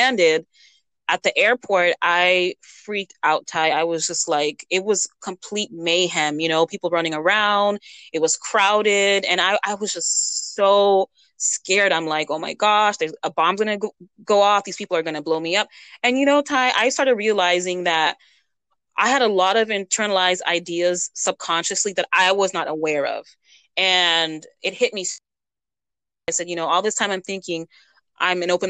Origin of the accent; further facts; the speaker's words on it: United States; also born or lived in Massachusetts / Western North Carolina; I grew up in Massachusetts in the mountains in North Carolina, Western North Carolina.